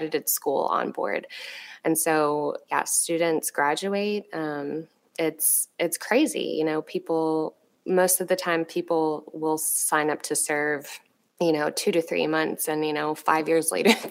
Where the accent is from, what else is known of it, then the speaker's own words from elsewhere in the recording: East Texas, United States; moved away; I grew up in East Texas